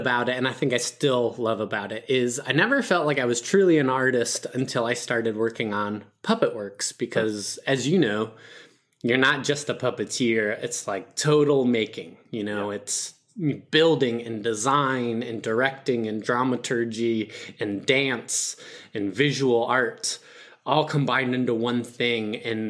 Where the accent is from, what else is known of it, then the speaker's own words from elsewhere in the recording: Perry, New York, United States; In Perry, New York, a very tiny town in between Buffalo, Rochester, where there are more cows than humans. So super rural, didn't know what theater was growing up.